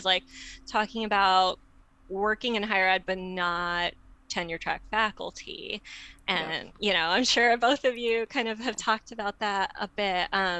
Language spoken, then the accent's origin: English; Midwest, United States; I'm apparently a Midwesterner, who knew, although my husband calls me a coastie